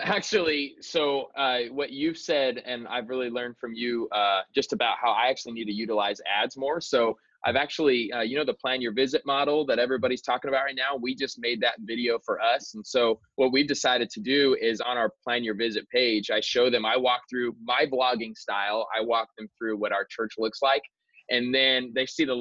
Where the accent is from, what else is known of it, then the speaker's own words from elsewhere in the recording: Queen Creek, Arizona, United States; also born or lived in California; I'm actually in my hometown where I grew up. I live in Queen Creek, Arizona